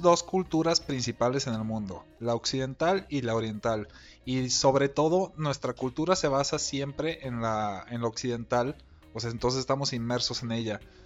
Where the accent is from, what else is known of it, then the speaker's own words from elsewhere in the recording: Mexico; somos mexicanos